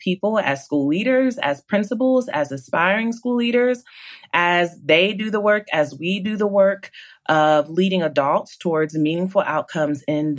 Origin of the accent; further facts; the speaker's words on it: Columbus, Ohio, United States; moved away as an adult; also born or lived in Nashville, Tennessee / Charlotte, North Carolina; a couple years after I was born, they moved to Columbus, Ohio, which is where I was raised.